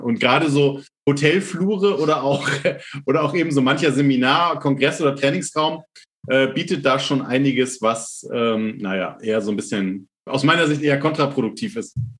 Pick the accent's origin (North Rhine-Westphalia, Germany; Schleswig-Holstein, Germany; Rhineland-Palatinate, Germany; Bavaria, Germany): Schleswig-Holstein, Germany; near Lübeck; Ich komme tatsächlich aus Norddeutschland, also aus der Nähe von Lübeck